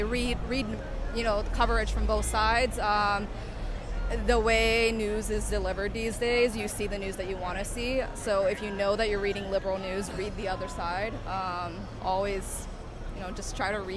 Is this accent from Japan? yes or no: yes; Japan; moved away as an adult; now in Beijing, China; I am originally from Japan, but I am stationed in Beijing.